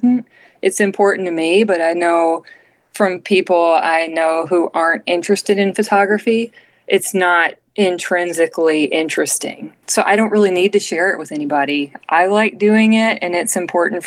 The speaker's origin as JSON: {"language": "English", "region": "Arkansas", "country": "United States", "tie": "born or raised there", "said": "the people I grew up around in Arkansas"}